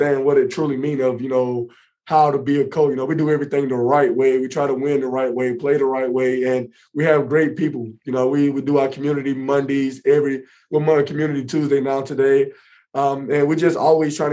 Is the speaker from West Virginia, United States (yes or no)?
no; Indianapolis, Indiana, United States; my hometown here in Indy